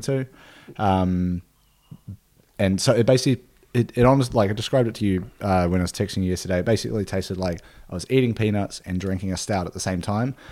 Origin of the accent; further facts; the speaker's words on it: Nelson, New Zealand; Nelson, New Zealand, my hometown